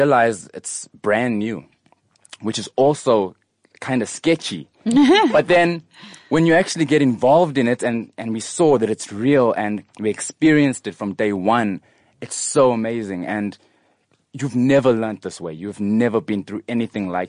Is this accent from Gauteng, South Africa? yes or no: no; Durban, KwaZulu-Natal, South Africa; now in Pretoria, South Africa; I'm from Durban. I've lived in Pretoria for a few years now